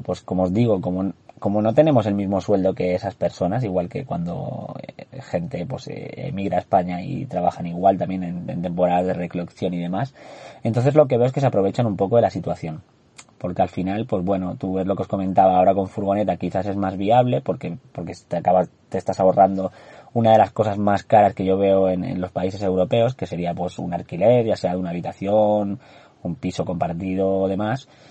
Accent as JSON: {"language": "Spanish", "country": "Andorra", "tie": "born or raised there", "moved": "yes", "said": "soy de Andorra, para los que no lo sepáis nací en ese maravilloso país de los, de los Pirineos."}